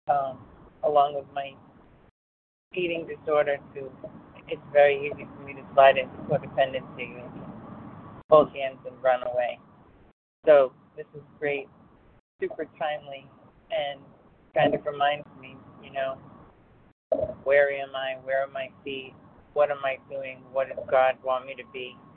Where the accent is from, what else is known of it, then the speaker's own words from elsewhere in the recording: Rhode Island, United States; also born or lived in Texas; Excuse me … I am from Rhode Island, although currently in Texas.